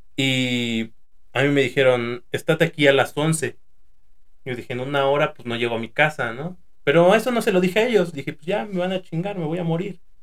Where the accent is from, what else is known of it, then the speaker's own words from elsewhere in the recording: Toluca, State of Mexico, Mexico; Somos de aquí de Toluca